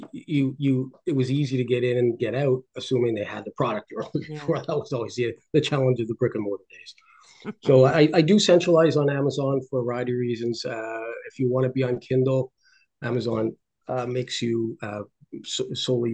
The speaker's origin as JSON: {"language": "English", "country": "Ireland", "said": "I'm Irish, my wife's Indian"}